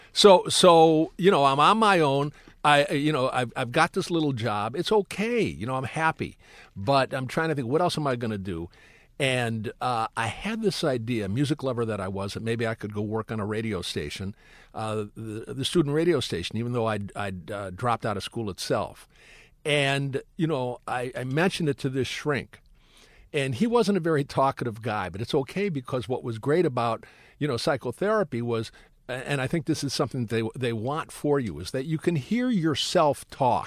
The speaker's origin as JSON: {"language": "English", "town": "Detroit", "region": "Michigan", "country": "United States", "tie": "born or raised there", "also_born_or_lived": "Brooklyn, New York / Ann Arbor, Michigan", "said": "I'm born in Brooklyn. I grew up in Detroit. I go to school in the suburbs for high school"}